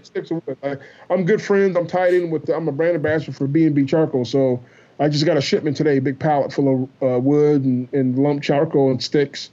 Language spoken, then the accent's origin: English; Iowa, United States; I'm from Iowa